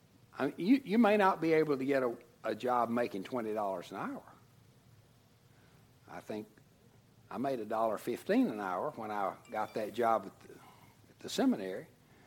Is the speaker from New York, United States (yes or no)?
no; Tennessee, United States; moved away as an adult; now in Texas, United States; And when I first went to seminary, I came from Tennessee to Texas, didn't have a job, didn't have anything